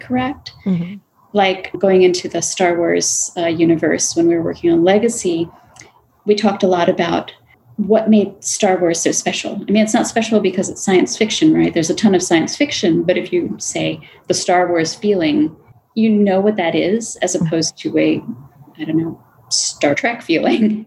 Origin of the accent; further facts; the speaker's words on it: Florida, United States; I grew up in Florida